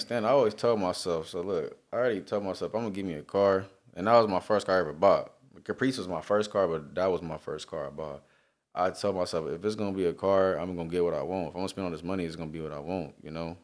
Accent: Long Beach, California, United States; I'm from Long Beach

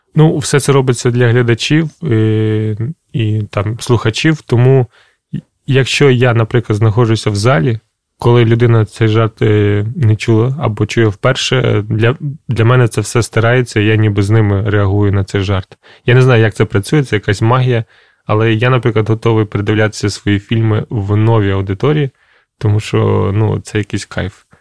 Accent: Krasyliv, Khmelnytskyi Oblast, Ukraine; moved away; в Красилові, це моє містечко, звідки я родом

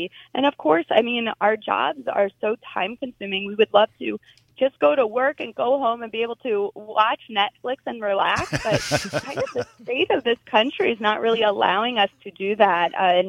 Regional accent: New Jersey, United States; I grew up in New Jersey.

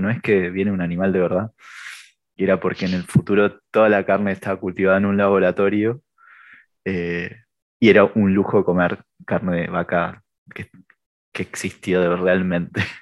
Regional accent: Argentina; venimos de Argentina

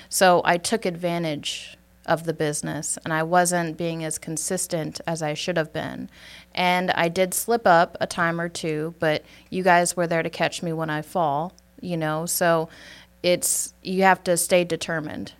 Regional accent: Superior, Wisconsin, United States; accent: Wisconsin; moved away as an adult; now in Georgia, United States; I'm originally from Superior, Wisconsin. I was living there for majority of my life.

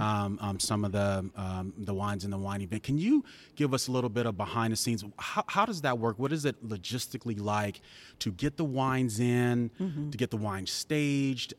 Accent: San Antonio, Texas, United States; one of my hometown wineries you know, mm-hmm. right here in San Antonio

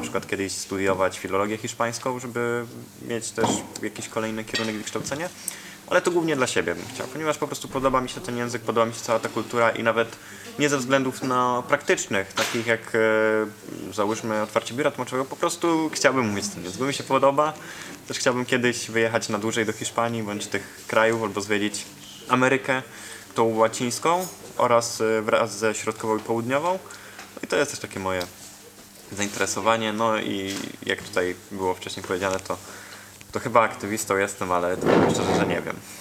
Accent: Mielec, Subcarpathian Voivodeship, Poland; also born or lived in Warsaw; ja pochodzę z Mielca, tam mieszkam połowę tygodnia, drugą połowę tygodnia jestem w Warszawie, bo tam studiuję

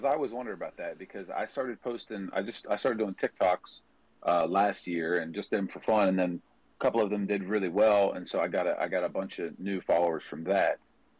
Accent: Ohio, United States; moved away as an adult; also born or lived in Fairmont, West Virginia / Parkersburg, West Virginia; now in Nashville, United States; I live in Nashville. Yeah, I live in Nashville, but I was born in West Virginia, and I grew up in Ohio. I've only been in Nashville for about 2 years now.

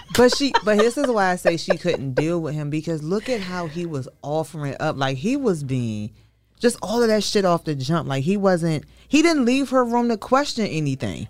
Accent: Maryland, United States; I'm from Maryland.

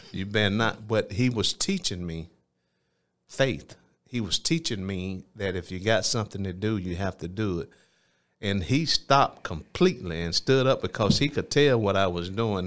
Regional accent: Phenix City, Alabama, United States; also born or lived in Columbus, Georgia; grew up in South Phoenix City

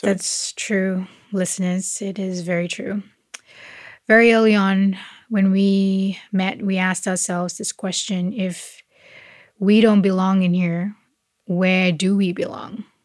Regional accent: Malaysia; now in Australia

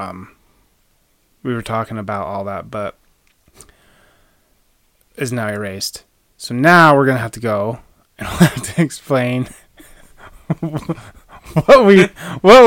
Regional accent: West Yellowstone, Montana, United States; also born or lived in Utah; I grew up in Utah, about fourth grade, moved to West Yellowstone, Montana, which now triangulates like where I grew up.

